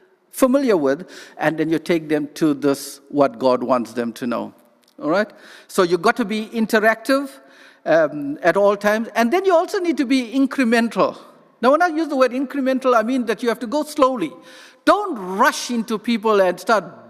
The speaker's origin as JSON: {"language": "English", "country": "South Africa", "first_language": "English", "moved": "yes", "said": "I come from South Africa"}